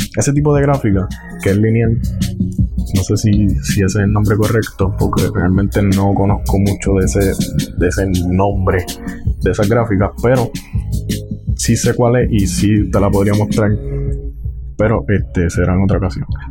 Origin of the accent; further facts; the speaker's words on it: Puerto Rico; yo soy de Puerto Rico, vivo en Puerto Rico